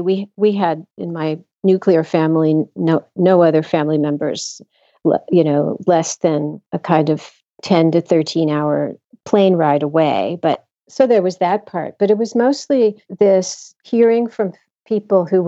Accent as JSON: {"language": "English", "country": "United States", "tie": "born or raised there", "said": "I grew up in America, but both because my parents were immigrants and had no American friends and were not assimilated"}